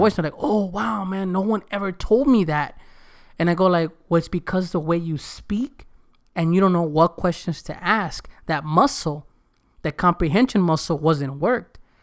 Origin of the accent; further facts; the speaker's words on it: United States; first language Spanish; English is a second language; I better speak English perfect 'cause I was born here. I better speak Spanish perfect because my mom and dad spoke it. That was my first language